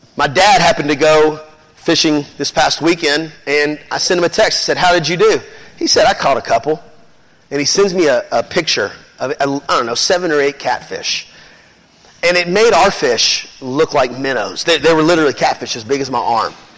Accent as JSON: {"language": "English", "town": "Memphis", "region": "Tennessee", "country": "United States", "said": "we're from Memphis"}